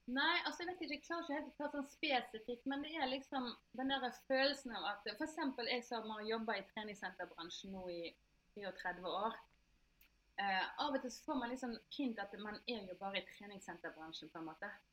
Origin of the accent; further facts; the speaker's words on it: Norway; moved away as an adult; also born or lived in Germany / Italy; jeg er født her i Norge